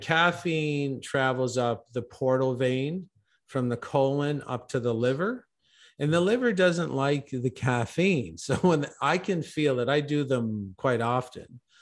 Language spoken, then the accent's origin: English; Canada; I'm originally from Canada